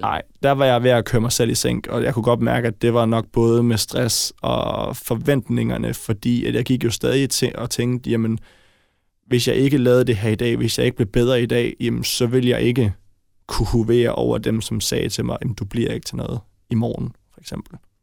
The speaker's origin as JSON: {"language": "Danish", "town": "Brøndby", "region": "Capital Region of Denmark", "country": "Denmark", "tie": "born or raised there", "said": "jeg er født i Brøndby"}